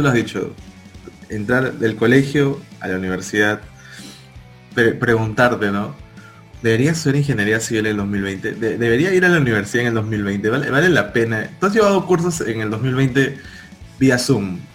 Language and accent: Spanish; Peru; moved away as an adult; now in Lima, Peru; yo no soy de Lima, soy de provincia y cuando vine acá a Lima